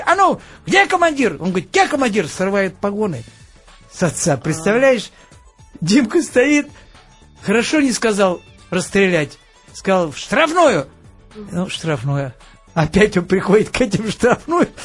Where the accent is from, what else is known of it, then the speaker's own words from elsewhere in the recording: Khimki, Moscow Oblast, Russia; Я родился в Москве, но, в общем-то, не в Москве, а в Подмосковье город э, Химки